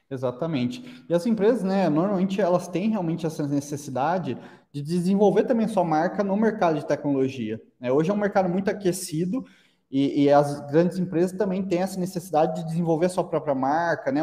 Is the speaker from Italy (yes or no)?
no; Araraquara, São Paulo, Brazil; a gente é de Araraquara, né? É, como, como você mencionou, interior de São Paulo